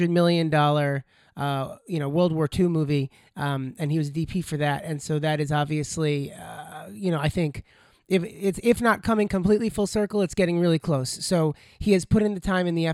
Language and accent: English; Plainview, New York, United States; born or raised there